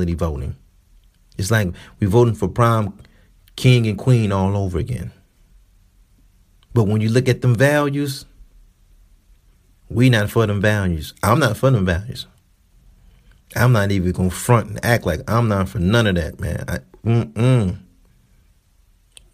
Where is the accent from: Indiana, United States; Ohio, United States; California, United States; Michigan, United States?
Michigan, United States; Detroit; I'm from Detroit